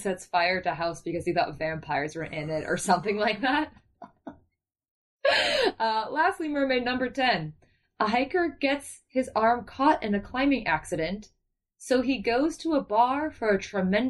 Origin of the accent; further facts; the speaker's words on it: South Florida, United States; I'm from South Florida, which is really just the Northeast relocated in the South.